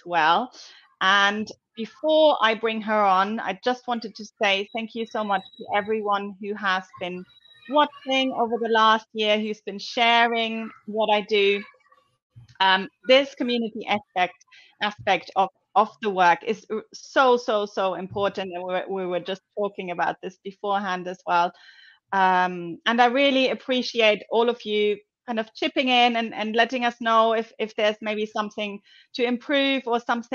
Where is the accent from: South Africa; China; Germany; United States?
Germany; now in London, United Kingdom; I'm originally from Germany